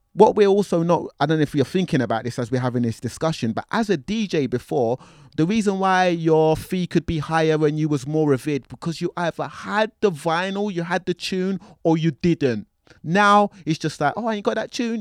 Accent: London, United Kingdom; I'm from North London

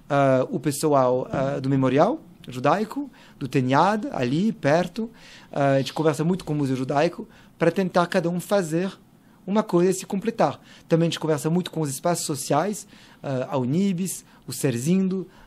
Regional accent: São Paulo, Brazil; Eu, eu nasci no Bom

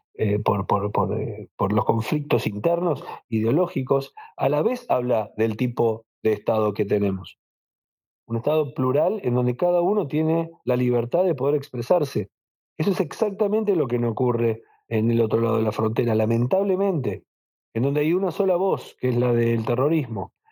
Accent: Buenos Aires, Argentina; yo nací, en Buenos Aires, al igual que mis padres, al igual que mis hijos, al igual que mis nietos somos argentinos

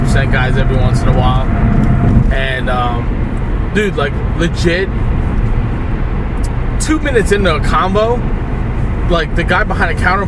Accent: New York City, New York, United States; accent: Brooklyn; we New Yorkers

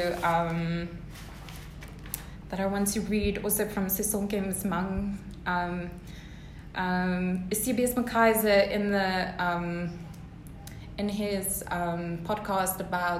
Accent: South Africa; being a South African

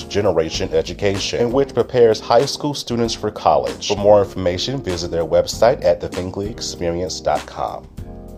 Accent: Mullins, South Carolina, United States; I'm from Mullins

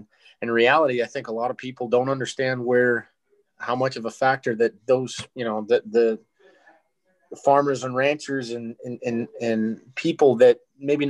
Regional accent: Saskatchewan, Canada; born or raised there; moved away as an adult; now in United States

